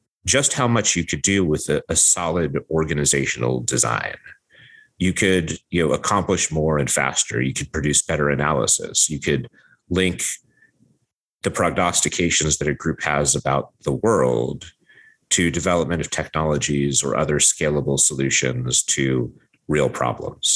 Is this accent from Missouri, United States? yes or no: no; Ashland, Oregon, United States; I grew up in Southern Oregon in this small town called Ashland